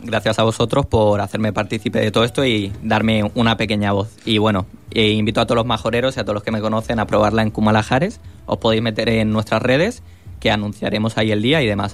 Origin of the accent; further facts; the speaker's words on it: Fuerteventura, Canary Islands, Spain; moved away as an adult; also born or lived in Madrid; soy de aquí de Fuerteventura, me crié aquí, pero es verdad que ahí me he desarrollado empresarialmente en Madrid.